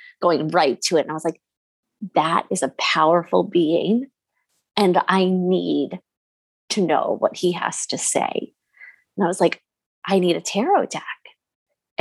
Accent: Jersey Shore, New Jersey, United States; I grew up on the Jersey Shore

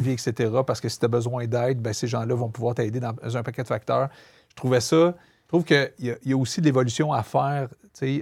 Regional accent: Montreal, Quebec, Canada; je viens de Montréal-Nord, je viens famille très modeste

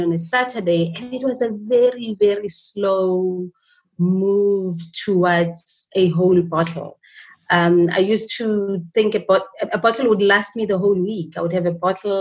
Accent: Johannesburg, Gauteng, South Africa; I was born and bred in a township called Alexandra in Johannesburg

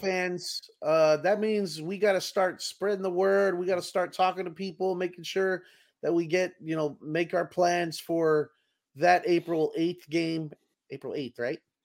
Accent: Texas, United States

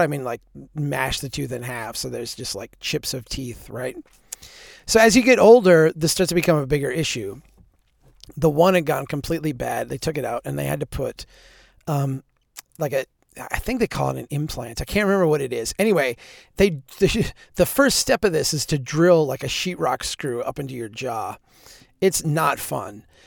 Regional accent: central Minnesota, United States; The school district in central Minnesota where I'm from is a, a huge organization.

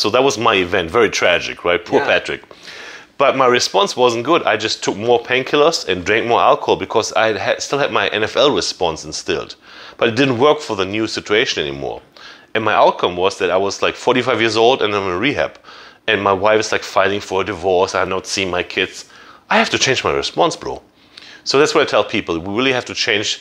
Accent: Germany; English is a second language; also born or lived in Jacksonville, Florida; now in United States; I'm from Germany.

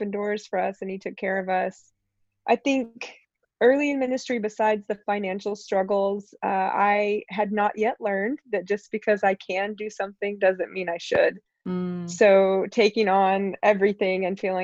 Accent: East Tennessee, United States; moved away as an adult; also born or lived in New Orleans / Tampa, Florida; from age nine on, I grew up in East Tennessee

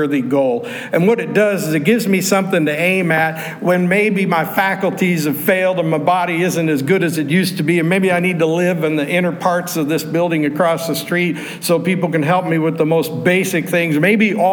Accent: Pittsburgh, Pennsylvania, United States; I grew up in Pittsburgh

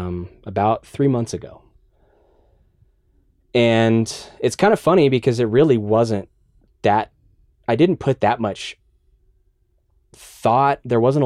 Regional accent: Dallas, Texas, United States; now in Austin, United States; Dallas. I grew up in Dallas.

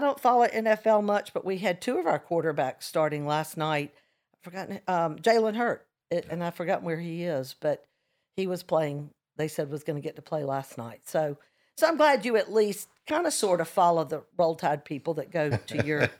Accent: Hoover, Alabama, United States; my hometown of Hoover, Alabama

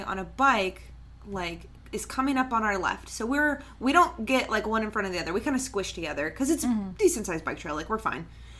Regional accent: Preston County, West Virginia, United States; we're both from Preston County, West Virginia. Like, we're both from the same area.

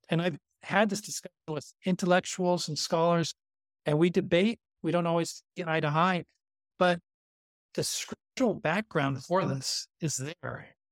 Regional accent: Santa Monica, California, United States; moved away as an adult; also born or lived in Kyrgyzstan; I'm from Santa Monica, California

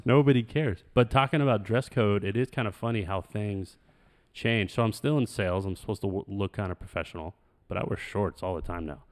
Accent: Phoenix, Arizona, United States; We're, like, from Phoenix

